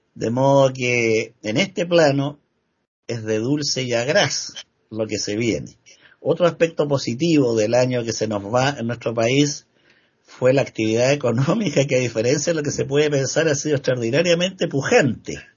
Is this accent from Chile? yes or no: yes; Chile; acá en mi país, que por supuesto es el que mejor conozco. Acá en Chile